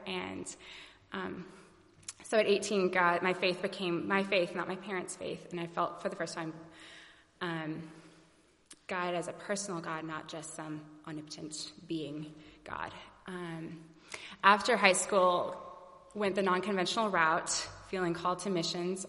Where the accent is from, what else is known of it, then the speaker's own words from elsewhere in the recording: Alabama, United States; now in St. Louis, United States; I was actually born here in St. Louis, moved away and um, to Alabama, I was raised in Alabama